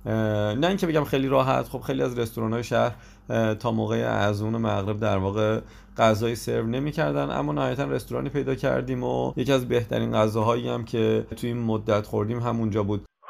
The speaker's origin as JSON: {"language": "Persian", "country": "Iran", "said": "ما از ایران اومدیم"}